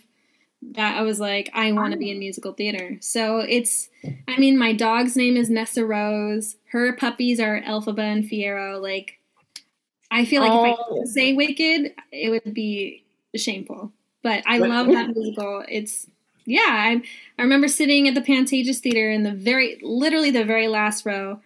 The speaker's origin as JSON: {"language": "English", "town": "Los Angeles", "region": "California", "country": "United States", "tie": "born or raised there", "said": "born and raised in Los Angeles, and didn't move into the city until 2016"}